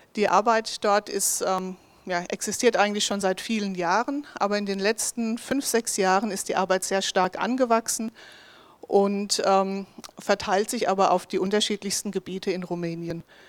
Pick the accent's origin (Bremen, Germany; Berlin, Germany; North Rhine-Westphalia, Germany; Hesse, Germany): Hesse, Germany; Bensheim; also born or lived in Bavaria / Sweden / Mühltal; ich komme tatsächlich hier ganz aus der Nähe, bin in Bensheimzell aufgewachsen